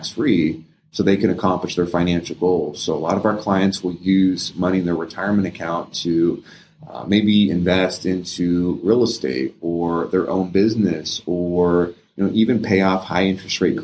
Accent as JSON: {"language": "English", "region": "California", "country": "United States", "tie": "born or raised there", "moved": "yes", "lives_now": "Las Vegas, United States", "said": "I grew up in California"}